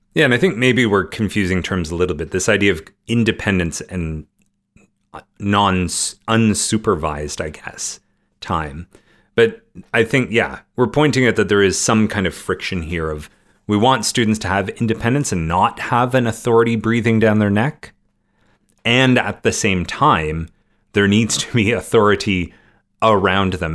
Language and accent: English; Canada; growing up in Canada